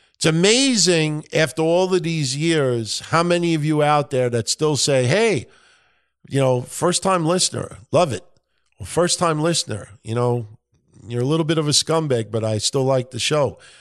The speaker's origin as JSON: {"language": "English", "region": "New York", "country": "United States", "accent": "New York", "said": "my New York accent"}